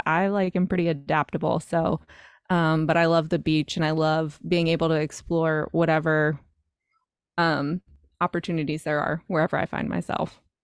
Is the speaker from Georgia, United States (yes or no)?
no; North Carolina, United States; moved away as an adult; now in New York, United States; I grew up in North Carolina, uh, on a farm